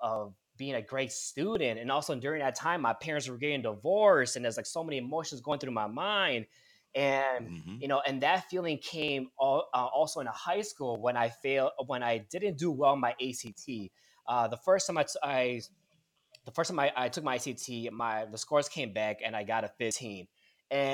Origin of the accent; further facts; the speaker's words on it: Milwaukee, Wisconsin, United States; moved away as an adult; now in Chicago, United States; I was born and raised in Milwaukee, Wisconsin